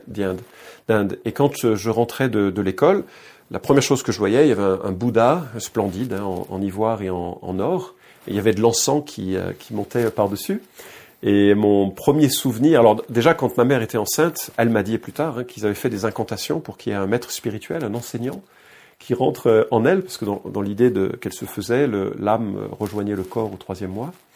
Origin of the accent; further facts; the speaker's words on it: Lyon, Auvergne-Rhône-Alpes, France; now in Misérieux, France; je suis né à Lyon. Je suis né à Lyon en 1966.